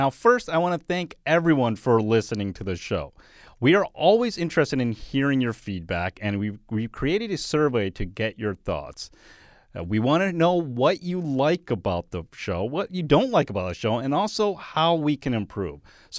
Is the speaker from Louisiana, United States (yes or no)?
no; Boston, Massachusetts, United States; moved away as an adult; now in Los Angeles, United States; remember when I moved to Los Angeles in 2007, I was from Boston. I couldn't believe that there are all these women walking around in Uggs boots.